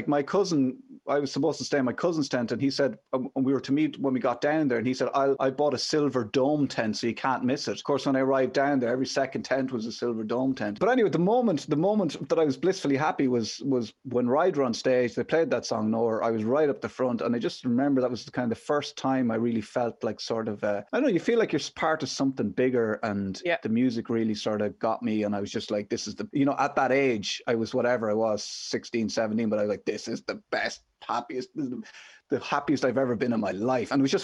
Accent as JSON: {"language": "English", "region": "Midlands", "country": "Ireland", "tie": "born or raised there", "said": "a young lad growing up in the Midlands"}